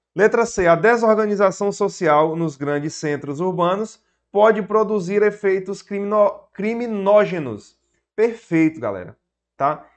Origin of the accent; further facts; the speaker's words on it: Piauí, Brazil; Sou do Piauí, professor para concursos públicos há basicamente sete anos